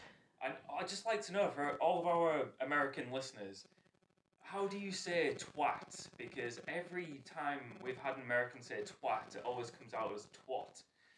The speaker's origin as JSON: {"language": "English", "town": "Hull", "region": "Yorkshire and the Humber", "country": "United Kingdom", "accent": "Hull", "said": "What you're actually hearing now is a posher version of how we actually talk, even though this still sounds like the worst British accent you've ever heard, because we're from Hull."}